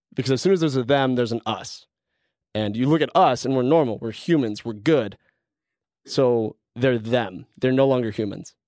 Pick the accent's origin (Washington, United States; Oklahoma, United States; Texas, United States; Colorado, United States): Colorado, United States; moved away as an adult; also born or lived in Canada; I'm originally from Colorado